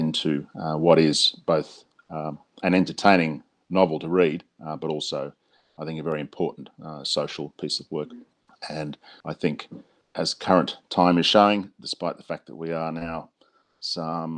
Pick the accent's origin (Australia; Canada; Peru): Australia; I'm an Australian crime fiction author